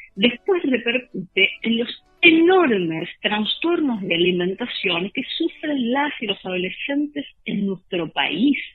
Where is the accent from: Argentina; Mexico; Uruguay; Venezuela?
Argentina